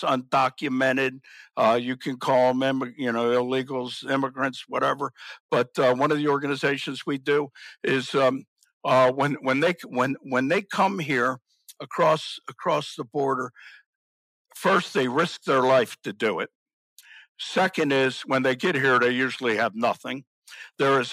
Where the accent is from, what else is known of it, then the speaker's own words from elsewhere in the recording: Baltimore, Maryland, United States; I grew up in Baltimore